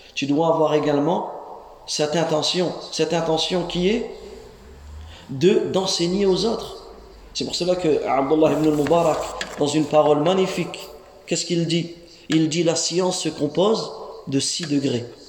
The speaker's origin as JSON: {"language": "French", "country": "France", "tie": "born or raised there", "said": "nous les jeunes ici, on est né en France. On a grandi en France."}